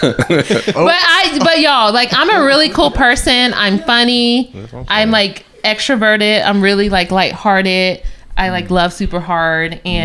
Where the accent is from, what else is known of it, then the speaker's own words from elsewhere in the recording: Nashville, Tennessee, United States; also born or lived in Columbia, Missouri; I grew up in Nashville